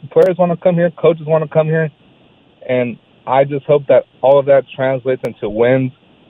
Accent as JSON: {"language": "English", "town": "Modesto", "region": "California", "country": "United States", "moved": "yes", "lives_now": "Oakland, United States", "said": "I live in Oakland. I'm from Modesto originally."}